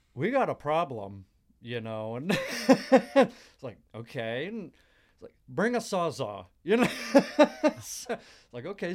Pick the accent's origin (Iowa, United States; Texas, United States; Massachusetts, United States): Texas, United States; Dallas; moved away as an adult; also born or lived in New Mexico; I lived in New Mexico, the state of New Mexico, for about three years, and I'm from the Dallas area originally